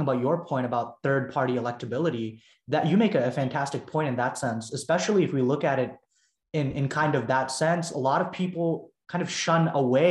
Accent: Plano, Texas, United States; also born or lived in Frisco, Texas / Dallas, Texas; I grew up in Dallas. I mean, I grew up in Plano and in Frisco, but now I live in Dallas, going to SMU.

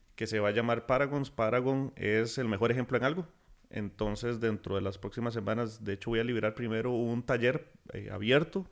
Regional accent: Costa Rica; nosotros como costarricenses

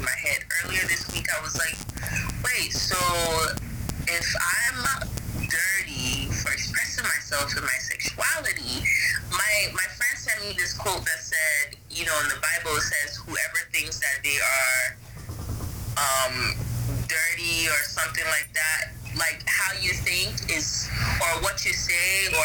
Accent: Ghana; I'm from Ghana

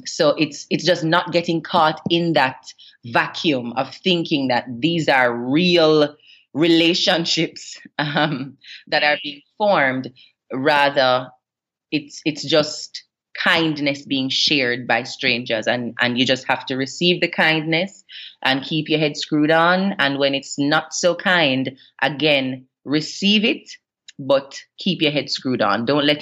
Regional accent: Jamaica; already having an international public profile kind of compounds what I would have been exposed to as a Jamaican personality

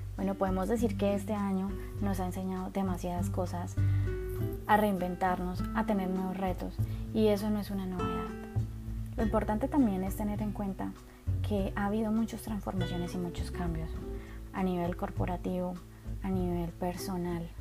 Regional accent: Colombia; yo soy de Colombia

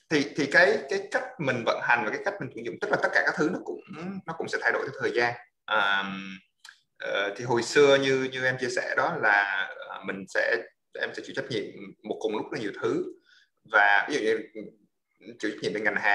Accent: United States; also born or lived in Da Lat, Vietnam; mình là người gốc Đà Lạt uh, thì uh, có thể có một chút xíu uh, máu lãng mạn hay giờ trời mưa gì đó uh, và sau đó thì uh, đi gia đình qua qua Mỹ vào uh, à, ở năm khoảng 10 tuổi

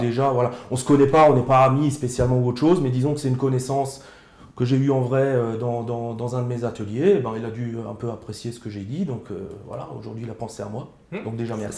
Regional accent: Alsace, Grand Est, France; accent: Alsatian; je suis alsacien, euh, dialectophone, donc ça veut dire que je parle alsacien. Avec mes grands-parents, je parlais alsacien.

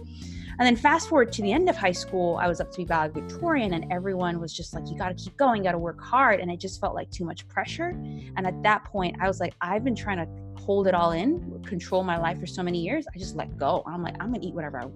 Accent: Cayman Islands; I'm from the Cayman Islands

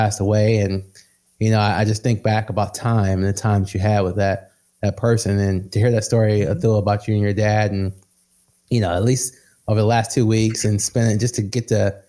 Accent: Midwest, United States; I come from the Midwest, blue collar. Everyone I know was blue collar, working in some type of factory owned by Ford

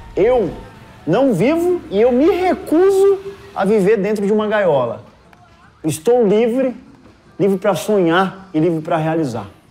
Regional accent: Guarulhos, São Paulo, Brazil; Eu nasci numa favela em Guarulhos, morava dentro de um barraco

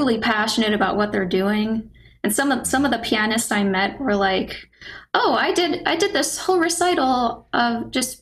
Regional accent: South Florida, United States; also born or lived in Tallahassee, Florida / New York; growing up in South Florida. So, I mean, I've always been a suburban kid

